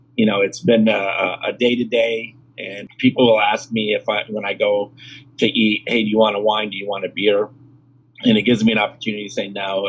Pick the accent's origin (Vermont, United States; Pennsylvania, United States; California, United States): Vermont, United States; Burlington; now in Houston, United States; Originally, I'm from Burlington, Vermont, and I now live in Houston, Texas.